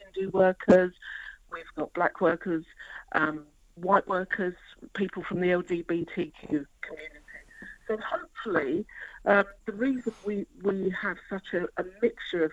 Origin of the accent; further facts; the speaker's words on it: London, United Kingdom; when I was a young person growing up in London, there was plenty of accommodation, there was plenty of jobs. You know, I'm a working class girl from Forest Gate